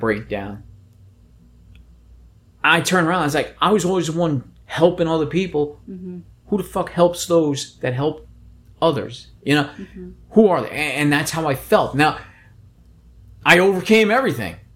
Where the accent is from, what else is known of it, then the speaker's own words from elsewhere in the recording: New York City, New York, United States; I grew up in the Bronx, New York